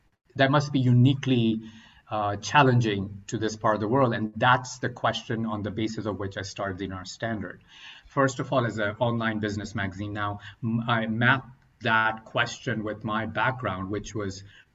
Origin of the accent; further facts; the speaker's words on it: Oman; moved away as an adult; also born or lived in Pakistan / North Carolina, United States / Boston, United States; now in United States; originally coming from Pakistan, growing up in the Middle East in Oman, and had come to the States for my higher education